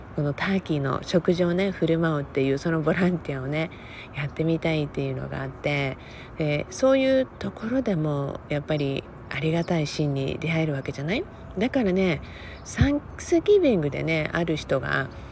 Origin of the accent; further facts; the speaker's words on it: Okinawa, Japan; moved away as an adult; now in Los Angeles, United States; 沖縄生まれ沖縄育ちでねもうほとんど今もまだ自分のね人生の中では沖縄の年月